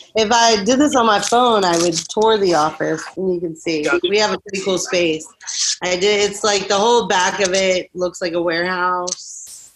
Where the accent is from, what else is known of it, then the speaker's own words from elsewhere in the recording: Rutherglen, Virginia, United States; also born or lived in Florida; I grew up in Virginia. I was 21 when I moved to Florida